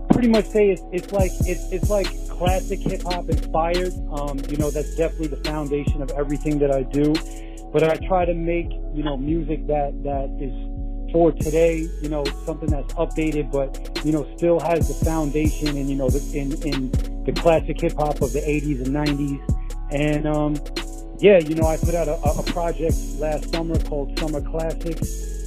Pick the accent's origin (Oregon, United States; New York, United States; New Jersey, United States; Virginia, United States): New York, United States; New York City; I'm an artist from Rockaway Beach, Queens, New York.